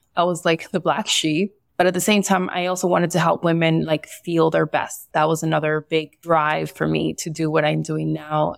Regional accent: Barranquilla, Atlántico, Colombia; I was born in Barranquilla, Colombia, and I also have some Spaniard roots and some uh, Italian roots

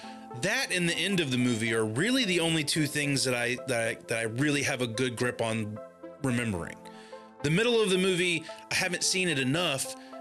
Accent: the South, United States; I am from the South.

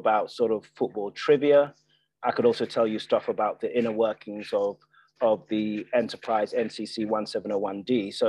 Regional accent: Nigeria; also born or lived in Ireland / United Kingdom; I grew up in three different countries. I grew up in Nigeria, I grew up in Ireland, and I grew up in the UK, six different secondary schools, for us settling down on a grammar school in Surrey.

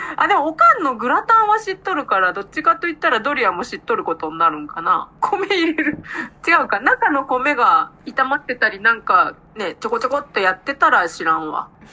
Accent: Aichi, Japan; accent: Nagoya dialect; 私は愛知なんでどちらかというと名古屋弁は使う方ですね

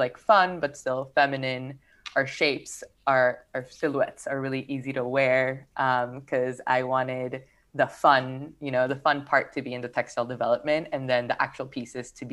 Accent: Peru; now in Los Angeles, United States; I am from Peru. I grew up there.

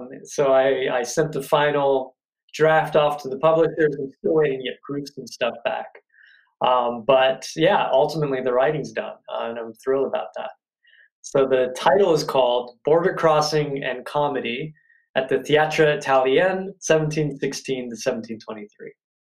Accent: Ireland; I'm Irish, for example. You'd think I was going to make a lot of jokes about any sort of stereotype attached to the Irish

